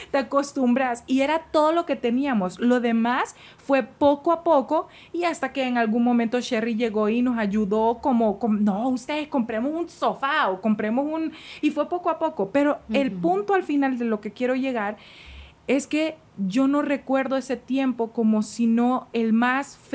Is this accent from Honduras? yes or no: yes; Honduras; moved away as an adult; now in Mexico; Y cuando nosotros nos fuimos de Honduras, nos fuimos a vivir a México.